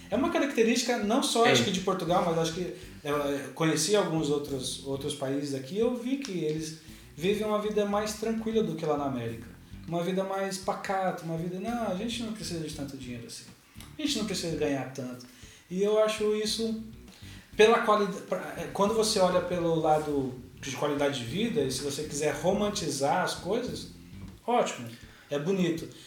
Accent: São Paulo, Brazil; Eu vim de São Paulo que tem uma dinâmica de loucura, daquela, hum. o comércio nunca fecha, a cidade nunca dorme

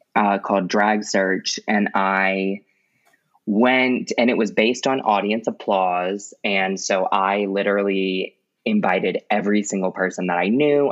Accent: Baton Rouge, Louisiana, United States; also born or lived in Jacksonville, Florida; now in New Orleans, United States; lived in Baton Rouge from like the time I was in fourth grade till the time I graduated college

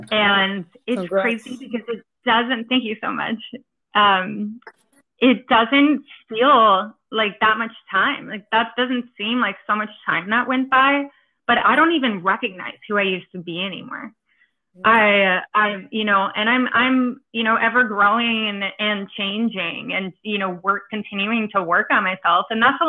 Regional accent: East Coast, United States; now I'm from the East Coast, and I lived through Hurricane Sandy and Hurricane Irene.

